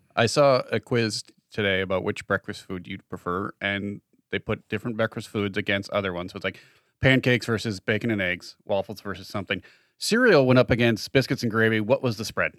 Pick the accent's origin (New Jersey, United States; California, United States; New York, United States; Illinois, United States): Illinois, United States; Chicago; Those of us growing up in Chicago